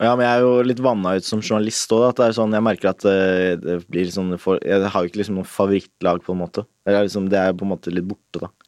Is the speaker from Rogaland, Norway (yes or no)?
no; Nesodden, Akershus, Norway; moved away; hjemme på Nesodden